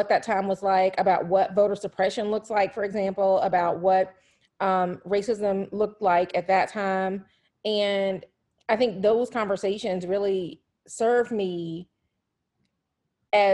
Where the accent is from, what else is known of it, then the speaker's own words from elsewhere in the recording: Atlanta, Georgia, United States; moved away; being in Atlanta, which is my hometown